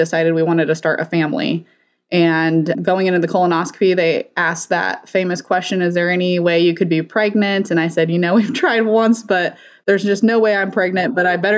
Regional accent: Colorado, United States; moved away as an adult; now in Bakersfield, United States; originally I'm from Colorado

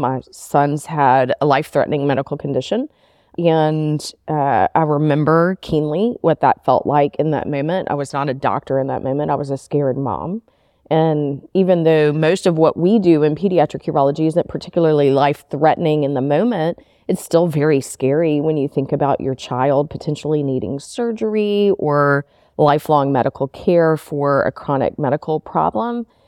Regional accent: Memphis, Tennessee, United States; also born or lived in Nashville, Tennessee; I'm originally from Memphis and grew up all the way through school here in Memphis

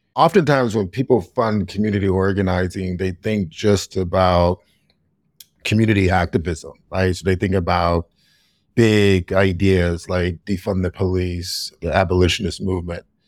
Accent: Youngstown, Ohio, United States; moved away as an adult; also born or lived in Oberlin, Ohio; now in Chicago, United States; my hometown of Youngstown, Ohio.

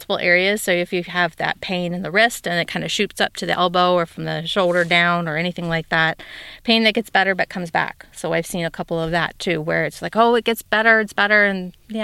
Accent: Cincinnati, Ohio, United States; moved away as an adult; also born or lived in Kentucky / Georgia / Texas / Germany; Born and raised in Cincinnati

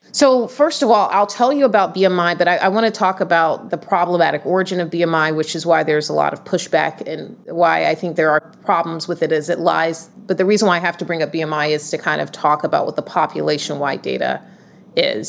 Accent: Atlanta, Georgia, United States; now in Boston, United States; born and raised in Atlanta, Georgia, and the, the South

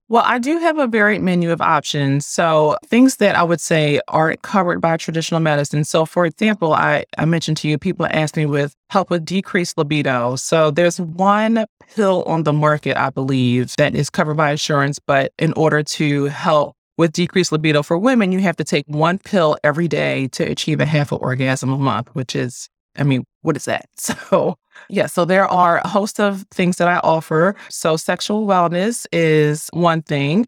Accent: Philadelphia, Pennsylvania, United States; moved away; also born or lived in Annapolis, Maryland; I'm from Philadelphia

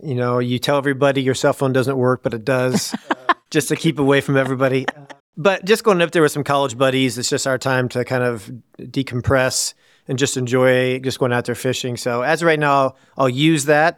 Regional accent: Woodward, Iowa, United States; also born or lived in Des Moines, Iowa; I grew up in a small town in Woodward, Iowa.

